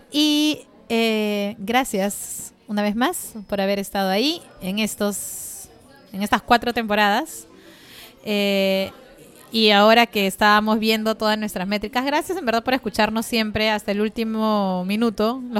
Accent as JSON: {"language": "Spanish", "town": "Villa Rica", "region": "Pasco", "country": "Peru", "tie": "born or raised there", "said": "saludo especial a mis abuelos que han ganado el segundo puesto en el concurso de cafés de Villarrica, mi pueblo natal."}